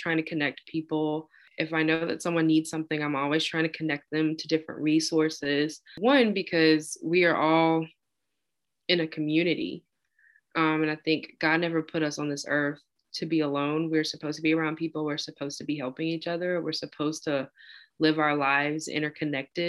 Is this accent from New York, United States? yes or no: no; Tupelo, Mississippi, United States; moved away as an adult; also born or lived in Oxford, Mississippi; now in Birmingham, United States; I was born and raised in Tupelo, Mississippi